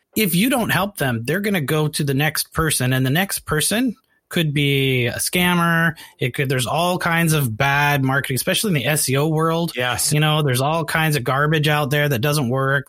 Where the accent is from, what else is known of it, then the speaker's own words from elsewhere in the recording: Canada; now in United States; I'm from Canada